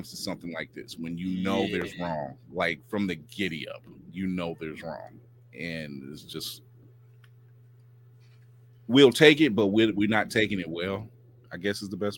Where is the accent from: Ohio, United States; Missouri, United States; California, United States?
Ohio, United States; Akron; Shout out to my hometown Akron, Ohio